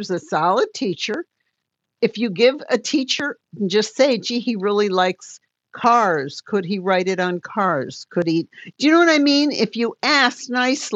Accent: Detroit, Michigan, United States; I'm from Detroit and I'm Motown

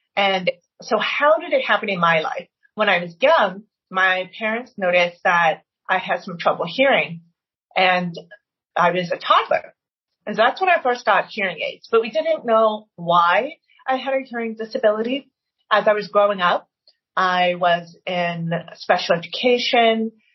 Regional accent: Maryland, United States; I was from Maryland

